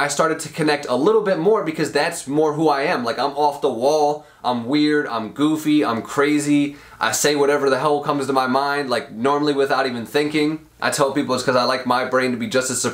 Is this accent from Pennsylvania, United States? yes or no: yes; Royersford, Pennsylvania, United States; I grew up in Royersford, which is a small town in Pennsylvania, in a middle class home, with my whole family